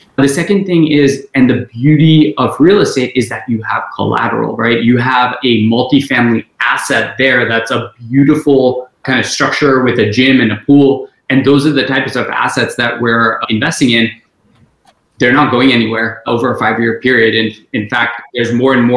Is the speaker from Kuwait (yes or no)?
yes; Kuwait; moved away as an adult; also born or lived in India / South Bend, Indiana; now in Texas, United States; I was born in India, lived in Kuwait all my life